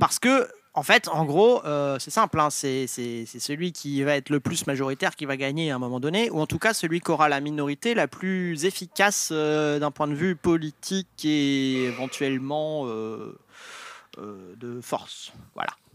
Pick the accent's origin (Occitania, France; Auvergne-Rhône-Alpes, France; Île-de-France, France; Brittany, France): Brittany, France; je suis breton